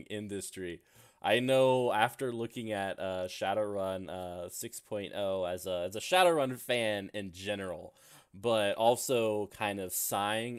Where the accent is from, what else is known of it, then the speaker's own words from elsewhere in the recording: United States; myself being an American